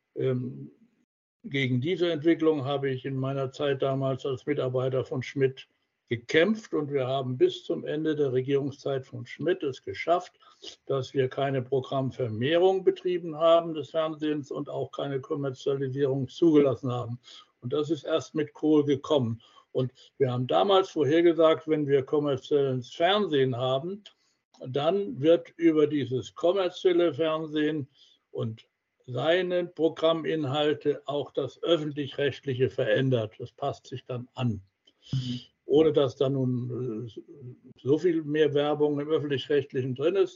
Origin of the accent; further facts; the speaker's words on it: Heidelberg, Baden-Württemberg, Germany; in Heidelberg, meiner Heimatstadt